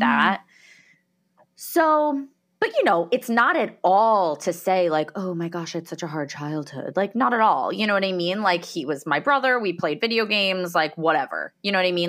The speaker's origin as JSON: {"language": "English", "region": "New Jersey", "country": "United States", "tie": "born or raised there", "also_born_or_lived": "Colorado", "said": "I grew up in New Jersey, in the United States."}